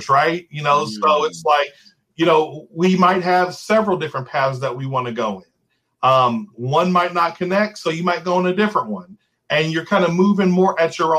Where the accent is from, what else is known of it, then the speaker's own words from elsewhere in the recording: New Albany, Indiana, United States; I was born and raised here in New Albany.